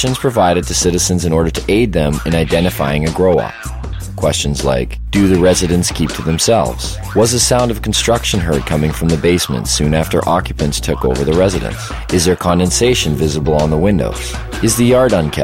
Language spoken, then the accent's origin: English; Kelowna, British Columbia, Canada; Kelowna. My hometown.